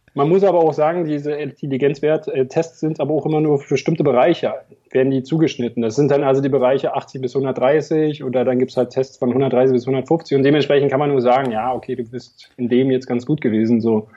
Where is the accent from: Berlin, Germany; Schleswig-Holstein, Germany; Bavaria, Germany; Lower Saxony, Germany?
Berlin, Germany; accent: Berliner; also born or lived in eastern Germany; 22 Jahre in Berlin. Insofern bin ich leider nicht gebürtiger Berliner, aber meine ganze Familie kommt aus Berlin und deswegen sind wir auch irgendwann wieder zurückgezogen